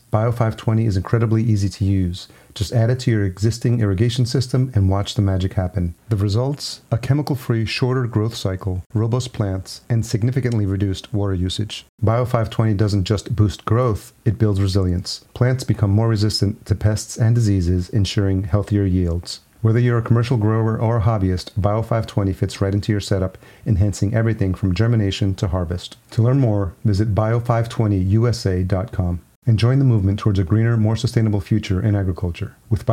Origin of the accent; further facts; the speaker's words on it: Yonkers, New York, United States; We're both New Yorkers. I grew up just outside New York in Yonkers and lived in New York City